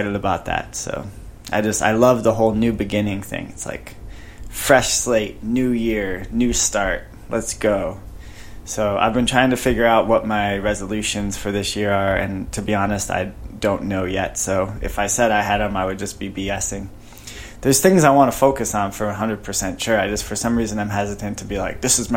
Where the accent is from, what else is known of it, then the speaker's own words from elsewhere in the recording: Chicago, Illinois, United States; moved away; growing up in Chicago, I would just walk around with a sweater, sweatshirt all year, all winter long